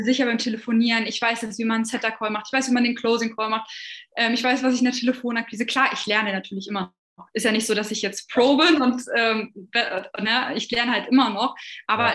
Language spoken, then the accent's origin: German; near Hanover, Lower Saxony, Germany; ich komme aus der Nähe von Hannover